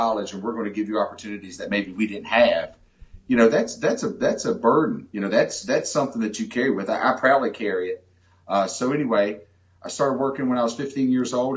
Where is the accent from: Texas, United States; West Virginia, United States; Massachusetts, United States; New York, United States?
West Virginia, United States; McDowell County, Southern; accent: Southern West Virginia twang; also born or lived in Bluefield, West Virginia; I was born and raised in Southern West Virginia. I still have my Southern West Virginia twang.